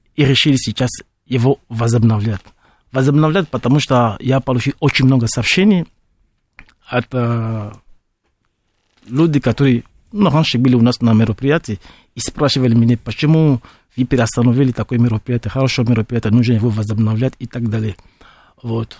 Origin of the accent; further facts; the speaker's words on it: Benin; Russian is a second language; now in Russia; Я из Бенина, Западная Африка